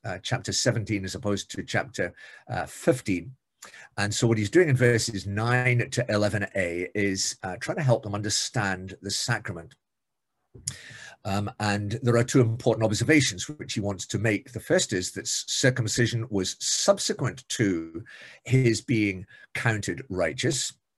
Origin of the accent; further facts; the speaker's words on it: Scotland, United Kingdom; being Scottish